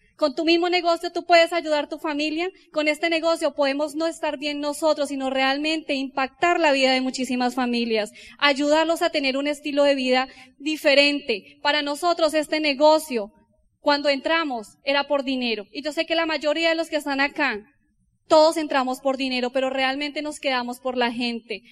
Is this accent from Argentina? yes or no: no; Colombia; como los colombianos